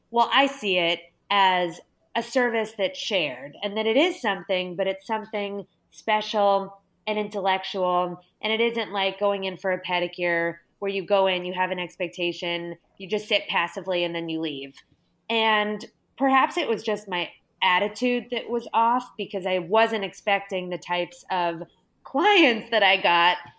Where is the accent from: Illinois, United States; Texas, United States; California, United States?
California, United States; Los Angeles; I'm from Los Angeles and there are a ton of really incredible museums here